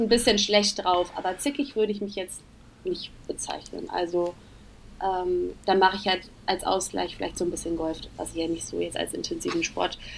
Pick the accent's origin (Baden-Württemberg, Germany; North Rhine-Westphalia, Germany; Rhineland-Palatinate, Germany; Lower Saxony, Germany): North Rhine-Westphalia, Germany; Königswinter; moved away as an adult; now in Cologne, Germany; ich komme ursprünglich aus Königswinter, das ist ähm, aber ganz in der Nähe, das ist bei Bonn und äh, lebe jetzt seit ungefähr sechs Jahren in Köln